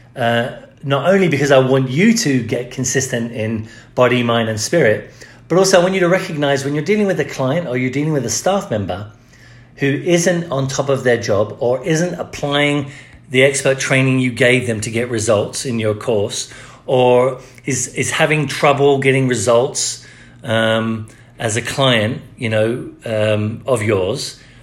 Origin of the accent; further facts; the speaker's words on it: England, United Kingdom; now in United States; I grew up in the Church of England. When I moved to America